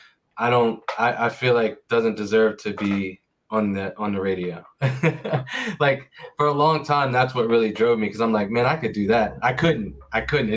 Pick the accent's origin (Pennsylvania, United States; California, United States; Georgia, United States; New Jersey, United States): Pennsylvania, United States; Pittsburgh; also born or lived in Maryland / Virginia; now in Hanover, United States; I'm from Pittsburgh, PA